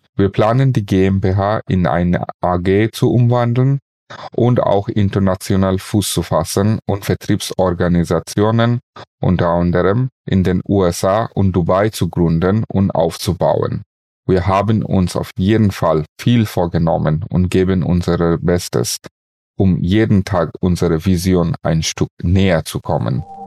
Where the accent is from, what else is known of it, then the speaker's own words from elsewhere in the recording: Bangladesh; moved away as an adult; also born or lived in Bonn; now in Germany; bereits in meinem Heimatland Bangladesch und seit 2009 in Deutschland